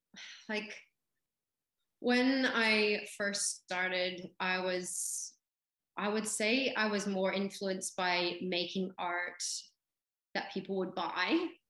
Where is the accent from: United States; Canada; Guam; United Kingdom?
Canada; now in Australia; because I grew up in Canada and then I moved to Australia